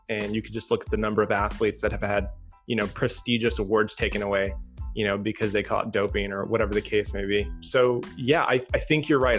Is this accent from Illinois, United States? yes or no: yes; Chicago, Illinois, United States; moved away as an adult; also born or lived in Durango, Colorado / Los Angeles, California; initially I grew up in Chicago and went out to school in Colorado.